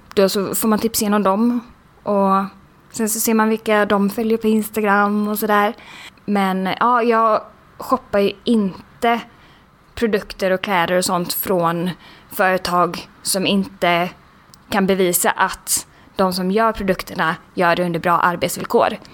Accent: Sweden; vi som svenskar

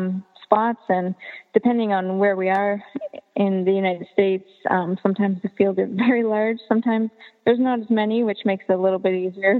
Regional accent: Canada; growing up in Canada

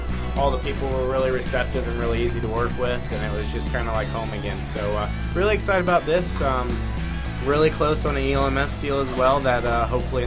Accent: United States; I am American

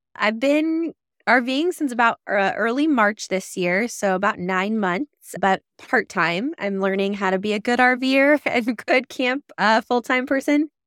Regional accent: Lincoln, Nebraska, United States; moved away; my hometown in Lincoln

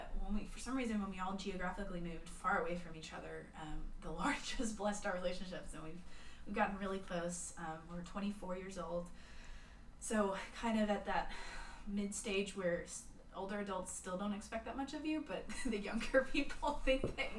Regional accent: Plano, Texas, United States; now in Abilene, United States; I'm in Abilene, thriving metropolis of Abilene. I came from Plano to Abilene for school, for college, and Hardin Simmons University.

